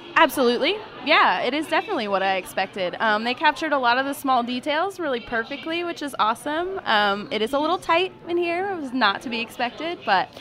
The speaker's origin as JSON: {"language": "English", "region": "Midwest", "country": "United States", "tie": "born or raised there", "said": "I grew up in the Midwest"}